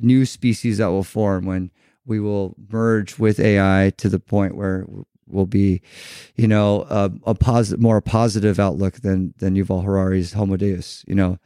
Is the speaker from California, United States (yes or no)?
yes; Newport Beach, California, United States; we grew up in Newport Beach